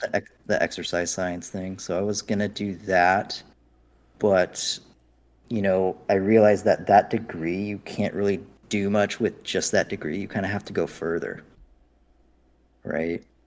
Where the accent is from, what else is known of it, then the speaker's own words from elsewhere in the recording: United States; I'm so American